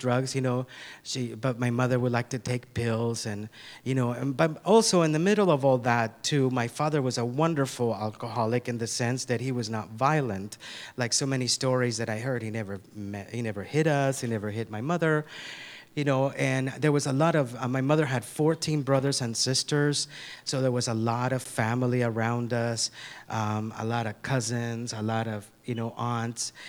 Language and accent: English; Nicaragua; moved away; I'm originally from Nicaragua. I'm from Central America